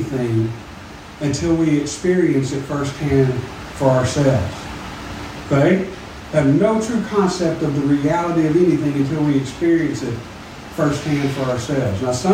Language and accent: English; Smackover, Arkansas, United States; I'm from Smackover